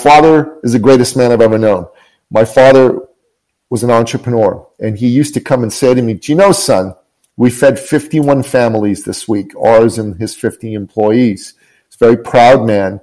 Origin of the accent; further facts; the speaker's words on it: Tehran, Tehran Province, Iran; now in Canada; I'm originally from Tehran, Iran